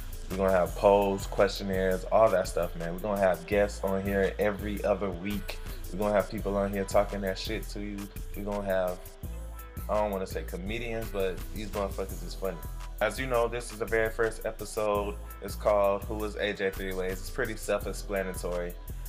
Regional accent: Orlando, Florida, United States; also born or lived in Carolina; I'm from Orlando, Florida. Spent my time between Carolina and Florida, you know, growing up for the most part, but Orlando's where I'm from the west side originally, between Pine Hills and Silver Star.

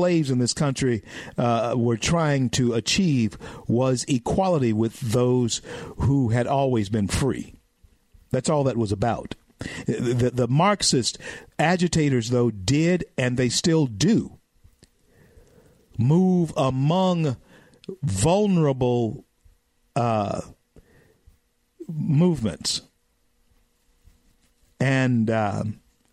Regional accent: the South, United States; I'm a Southerner, okay, and I educate my people in the South

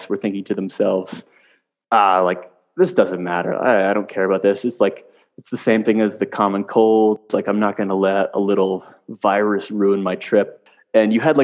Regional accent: Connecticut, United States; moved away as an adult; also born or lived in Canada; I'm from Canada, but I was actually raised in Connecticut in the States

